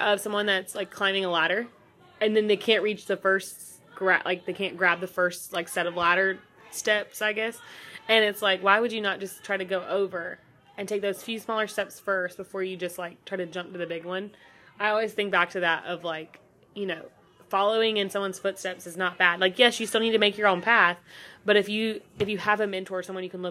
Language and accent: English; North Carolina, United States; I grew up here in North Carolina